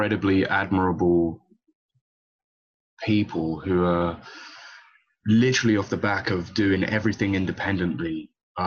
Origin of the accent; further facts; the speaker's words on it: London, United Kingdom; I was born and raised in London my whole time, man. I could never really claim myself to be a Portuguese national, only by heritage